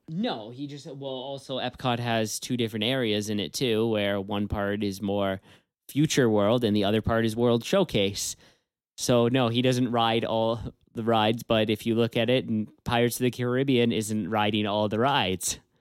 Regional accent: Canada; we are from Canada

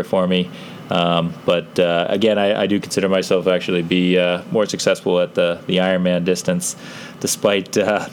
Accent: Pepperell, Massachusetts, United States; now in Bedford, United States; I grew up in Pepperell, Massachusetts

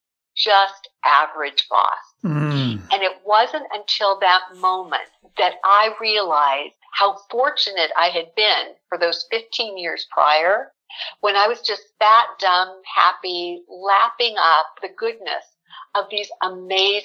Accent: South Pasadena, California, United States; I was born here in Southern California. I'm one of those rare Southern California natives. Grew up in South Pasadena

